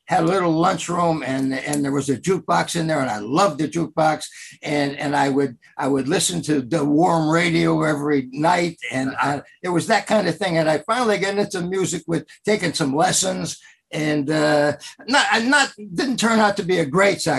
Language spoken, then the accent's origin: English; Wilkes-Barre, Pennsylvania, United States; born in Wilkes-Barre and locally went to high school, Coughlin High School